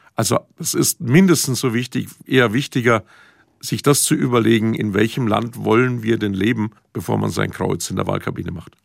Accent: Franconia, Bavaria, Germany; bei uns in Franken

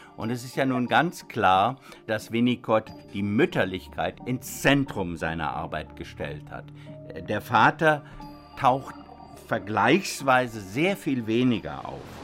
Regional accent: Germany; bei uns in Deutschland

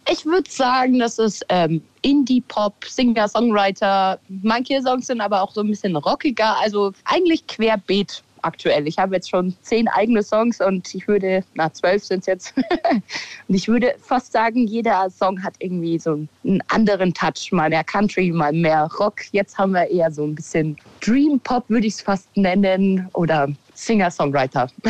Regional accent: Kirchseeon, Bavaria, Germany; accent: Bavarian; Also ich wohne schon immer in Kirchseon da bis vor zwei Jahren habe ich noch in dem Haus gelebt, wo ich eben aufgewachsen bin

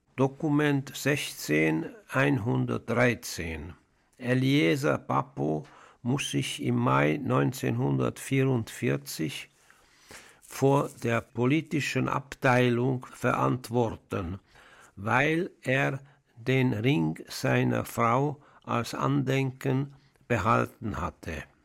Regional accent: Budapest, Hungary; now in Switzerland; Ich bin in Ungarn, in Budapest, geboren

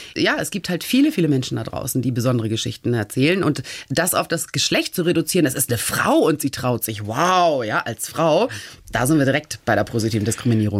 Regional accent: Hamburg, Germany; moved away as an adult; also born or lived in South Carolina, United States / Flensburg / New York; now in Lisbon, Portugal; ich bin ganz bescheiden aufgewachsen in Hamburg, mhm. in Norddeutschland

